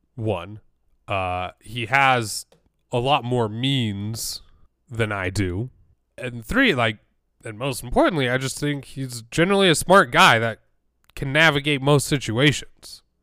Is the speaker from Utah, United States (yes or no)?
yes; Utah, United States; growing up in Utah